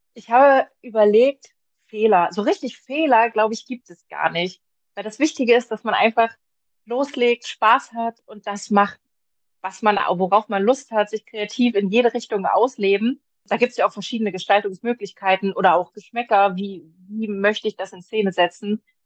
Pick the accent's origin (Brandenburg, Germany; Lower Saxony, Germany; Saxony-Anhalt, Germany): Saxony-Anhalt, Germany; Magdeburg; Ich komme aus Magdeburg